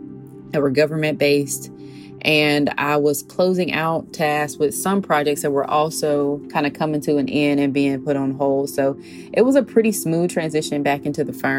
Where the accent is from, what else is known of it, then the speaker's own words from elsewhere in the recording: Montgomery, Alabama, United States; moved away; Montgomery is my hometown